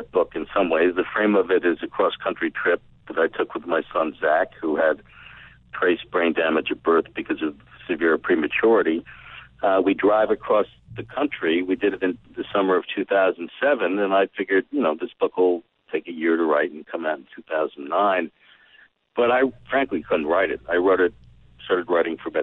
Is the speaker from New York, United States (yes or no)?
yes; New York City, New York, United States; I grew up in the Upper West Side of Manhattan.